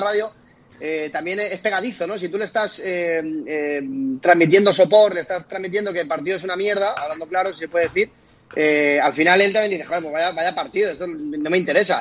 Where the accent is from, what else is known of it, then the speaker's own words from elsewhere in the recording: Mallorca, Balearic Islands, Spain; soy mallorquín, yo soy catalano parlante también